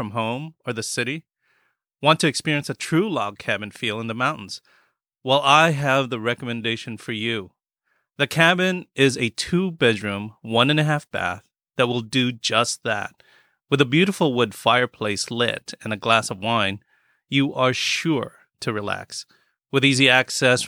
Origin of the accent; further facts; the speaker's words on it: United States; also born or lived in Philippines; we grew up in the United States